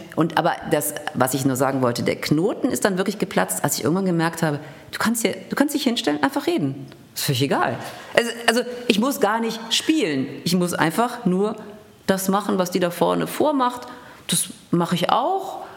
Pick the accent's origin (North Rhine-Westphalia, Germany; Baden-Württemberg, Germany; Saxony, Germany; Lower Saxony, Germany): North Rhine-Westphalia, Germany; Düsseldorf; moved away as an adult; also born or lived in Cologne / Hanover / Senftenberg / Berlin; ich kam aus Düsseldorf, über Köln, über Hannover